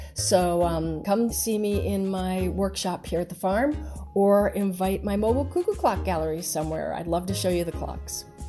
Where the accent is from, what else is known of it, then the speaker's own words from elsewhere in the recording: Rhode Island, United States; moved away as an adult; also born or lived in Atlanta, Georgia; now in Atlanta area, United States; I was born in Rhode Island, and I never thought I would live in the South